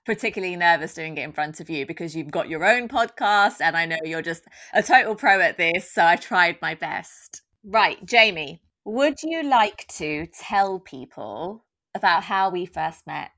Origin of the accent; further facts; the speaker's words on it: London, United Kingdom; I was brought up in Tottenham, I'm from a very working class background